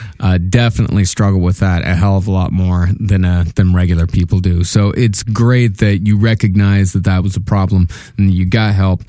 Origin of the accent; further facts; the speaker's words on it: Puerto Rico; now in United States; I was bullied in school till I moved to the States. I'm originally from Puerto Rico